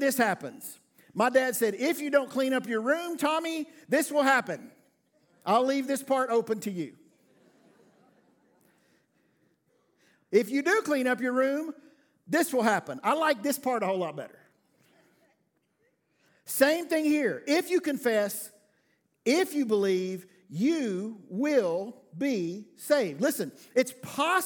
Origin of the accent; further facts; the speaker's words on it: the South, United States; I'm from the South